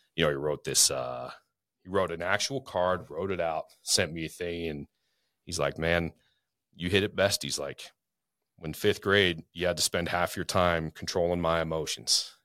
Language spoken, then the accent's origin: English; Spokane, Washington, United States; also born or lived in Florida; now in North Idaho, United States; I grew up in Spokane, lived a lotta different places